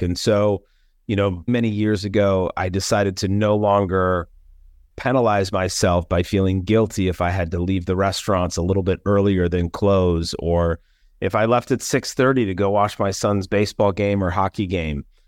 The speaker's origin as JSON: {"language": "English", "region": "Minnesota", "country": "United States", "tie": "born or raised there", "also_born_or_lived": "Los Angeles, California", "said": "I was raised here in the Midwest"}